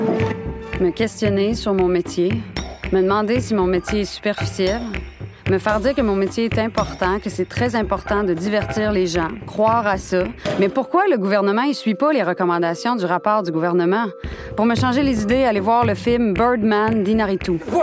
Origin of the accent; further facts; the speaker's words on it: Quebec, Canada; je suis québécoise